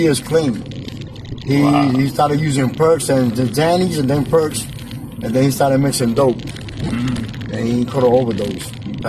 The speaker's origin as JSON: {"language": "English", "town": "New York City", "region": "New York", "country": "United States", "tie": "born or raised there", "moved": "as an adult", "lives_now": "Philadelphia, United States", "said": "I grew up in Brooklyn, but I came here after 15 years."}